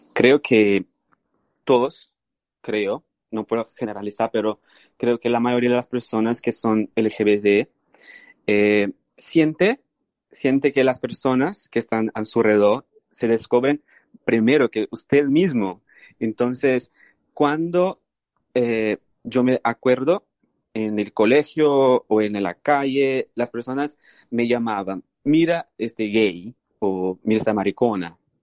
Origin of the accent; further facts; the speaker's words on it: Brazil; Spanish is a second language; moved away; soy brasileño. Eh, nací en Brasil